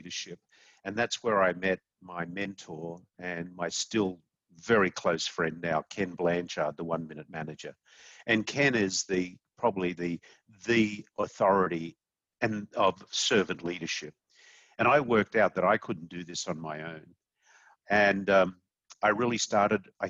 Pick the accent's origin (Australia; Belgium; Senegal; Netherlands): Australia; Sydney, New South Wales; moved away as an adult; now in United States; I'm an Aussie. I grew up in Sydney, Australia. I moved to the United States in 1994.